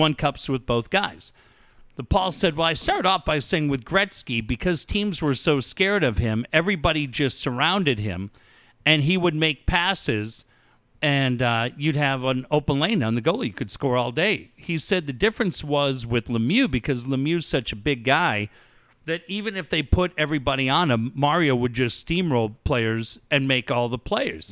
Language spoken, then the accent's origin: English; Cardiff, California, United States; I grew up in Cardiff in the mid-eighties.